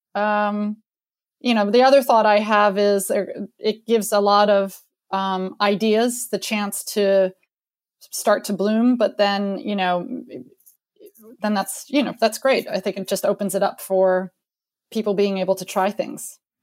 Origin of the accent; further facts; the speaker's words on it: United States; moved away; also born or lived in France; the American in the crowd